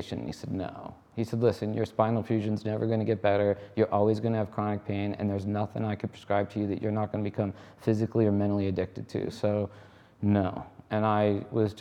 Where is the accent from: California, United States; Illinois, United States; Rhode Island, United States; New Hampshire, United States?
Rhode Island, United States; moved away; I grew up in Rhode Island